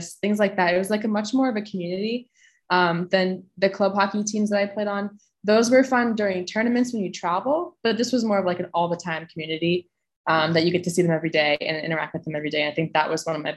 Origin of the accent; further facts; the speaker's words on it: Scituate, Massachusetts, United States; my hometown, from my town in Boston, from Scituate, Mass